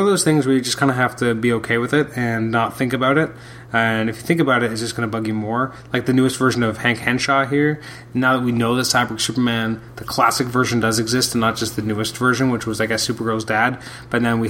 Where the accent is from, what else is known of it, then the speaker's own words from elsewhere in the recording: Canada; I'm a Canadian